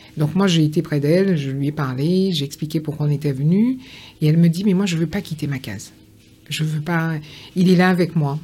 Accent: Pointe-à-Pitre, Guadeloupe; now in France; j'ai vécu à Pointe-à-Pitre, enfin je suis née à Pointe-à-Pitre

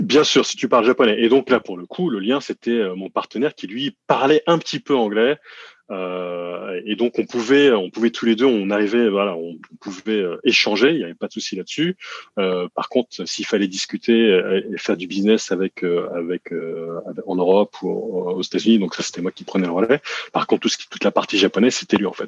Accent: France; now in Japan; en tant que Français ici, je passe, je passe pour un Américain

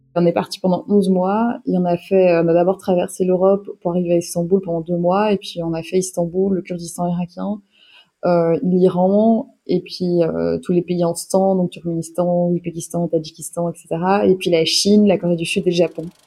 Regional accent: Belgium; je suis belge, j'ai 33 ans.

